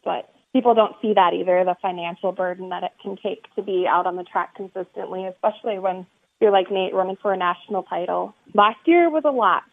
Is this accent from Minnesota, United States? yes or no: yes; Minnesota, United States; Murray County Speedway definitely just has a special place because it's my hometown track